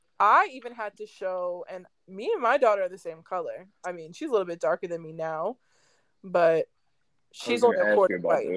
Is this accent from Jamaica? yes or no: no; Vancouver, British Columbia, Canada; also born or lived in United States; I'm mixed. I'm from Vancouver. My mom is white. My dad is black. My dad's American though, so I still had. And I lived in the States growing up for the most part